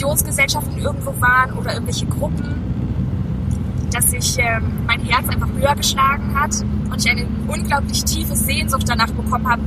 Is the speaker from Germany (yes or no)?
yes; Zossen, Brandenburg, Germany; also born or lived in Detmold; In Zossen, das ist in der Nähe von Berlin.